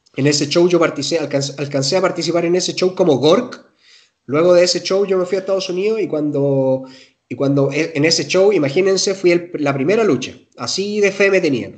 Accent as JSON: {"language": "Spanish", "country": "Chile", "said": "soy chileno"}